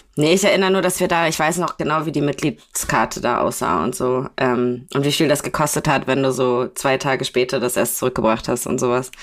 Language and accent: German; Kiel, Schleswig-Holstein, Germany; bei uns in Kiel